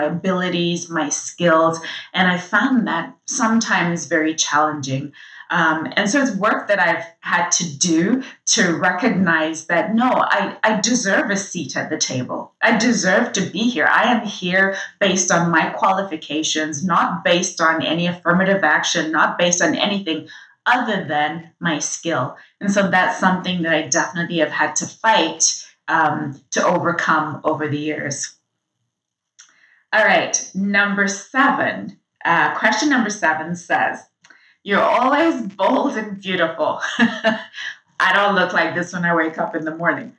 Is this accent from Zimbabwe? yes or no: yes; Zimbabwe; I'm from Zimbabwe, and growing up, I grew up in a country at the time that I was born